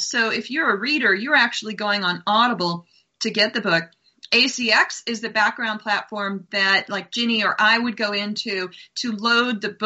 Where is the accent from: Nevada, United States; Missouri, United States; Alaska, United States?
Nevada, United States; Las Vegas; now in Montana, United States; I live in Montana, drive long distances, but when I drive down to my hometown in Vegas